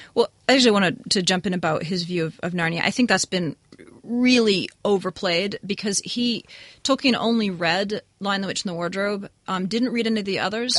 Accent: New England, United States; This is where I grew up. I'm from New England

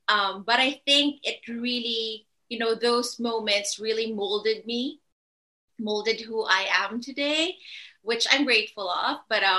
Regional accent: Philippines; Well, I grew up in a Catholic family. We weren't really religious.

